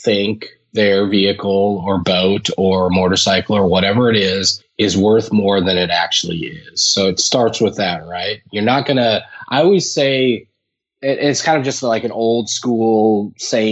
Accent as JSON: {"language": "English", "town": "Phoenix", "region": "Arizona", "country": "United States", "tie": "born or raised there", "also_born_or_lived": "Minnesota, United States", "said": "I grew up in the Midwest. I was born in Minnesota, lived in Minnesota when I was younger. And then my dad had an opportunity to work with his brother down in Phoenix. And so we moved down there when I was probably, I think it was second grade, maybe third grade"}